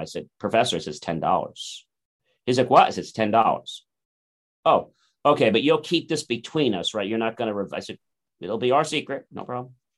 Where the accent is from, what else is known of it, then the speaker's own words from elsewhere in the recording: New Jersey, United States; I was born in New Jersey